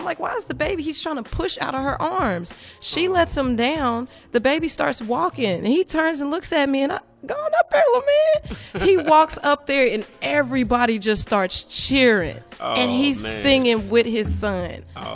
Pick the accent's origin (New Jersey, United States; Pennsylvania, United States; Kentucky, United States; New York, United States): Kentucky, United States; Radcliff; also born or lived in Louisville, Kentucky; I'm originally from Radcliffe, Kentucky, born and raised